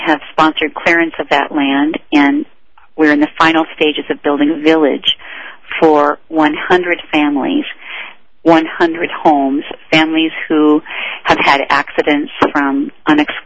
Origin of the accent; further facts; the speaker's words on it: United States; as an American